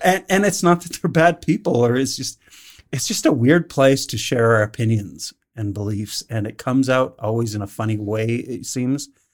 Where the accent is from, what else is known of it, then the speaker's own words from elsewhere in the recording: Calgary, Alberta, Canada; I grew up in Northeast Calgary